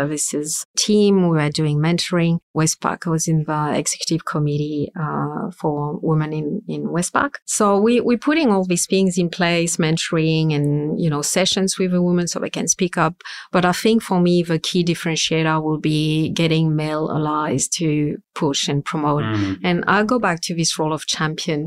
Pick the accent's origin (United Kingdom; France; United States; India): France; accent: super strong French accent; English is a second language; moved away as an adult; now in Sydney, Australia; We speak French at home, so that's I will never lose my super strong accent